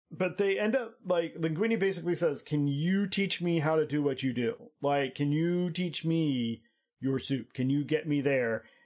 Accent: United States; I'm American

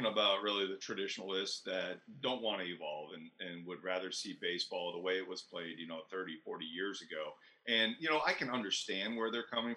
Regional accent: Tampa Bay area, Florida, United States; I grew up fishing in the Tampa Bay area

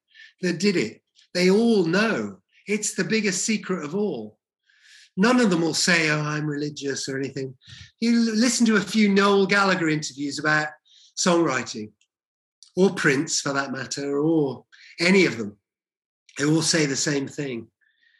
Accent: Welsh, Wales, United Kingdom; moved away; also born or lived in Leeds / London

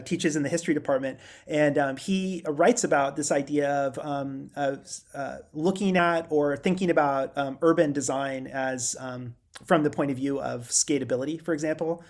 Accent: Girdwood, Alaska, United States; moved away; I grew up in Alaska. I guess that's the way I sort of describe myself. Um, and, um, specifically, I grew up in Girdwood.

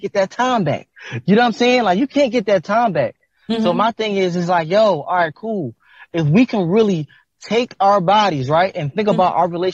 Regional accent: Philadelphia, Pennsylvania, United States; I'm from North Philadelphia

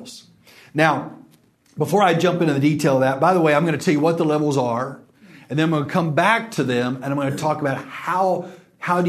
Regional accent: West Texas, United States; now in Dallas, United States; I'm from West Texas

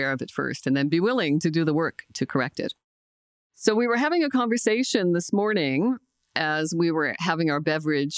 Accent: Glace Bay, Nova Scotia, Canada; I'm from Cape Breton, Nova Scotia, a small coal mining town called Glace Bay.

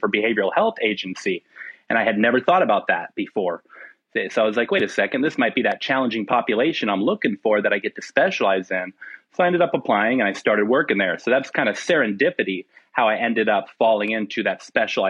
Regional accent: Phoenix, Arizona, United States; also born or lived in Yuma, Arizona; I'm born and raised in Phoenix, Arizona, in the southwestern United States.

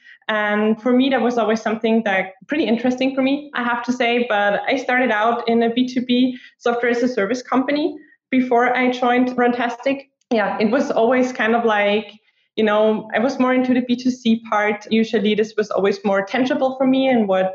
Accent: Austria; also born or lived in Sweden; I was born and raised in Austria

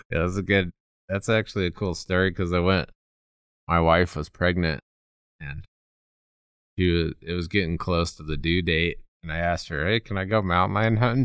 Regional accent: Colorado, United States; growing up in Colorado

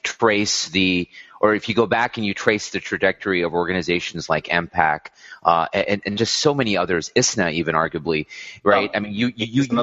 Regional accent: Texas, United States; I grew up in Texas, so a very different place than Southern California

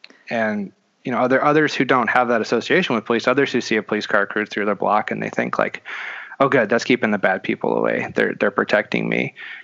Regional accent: Netherlands; moved away as an adult; also born or lived in Belgium; now in United States; I grew up in Europe. I'm American, but I grew up over there. I moved here at 18

